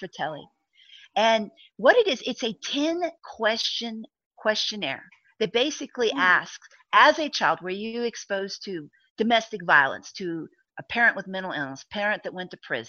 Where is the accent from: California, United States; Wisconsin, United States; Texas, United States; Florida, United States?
Texas, United States; I'm a Texan